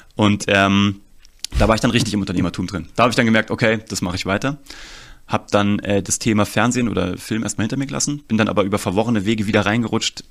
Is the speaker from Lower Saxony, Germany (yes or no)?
no; Kassel, Hesse, Germany; ich komme aus Kassel eigentlich